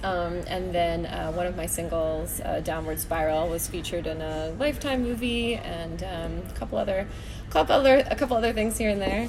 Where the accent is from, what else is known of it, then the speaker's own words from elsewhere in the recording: Parkland, Florida, United States; now in Santa Clarita, United States; I grew up in Parkland, Florida